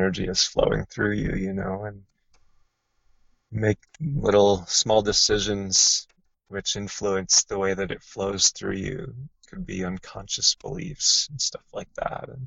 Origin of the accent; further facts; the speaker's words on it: Minnesota, United States; also born or lived in Southern Oregon; now in Oregon, United States; where I grew up in Minnesota, in the Midwest of the United States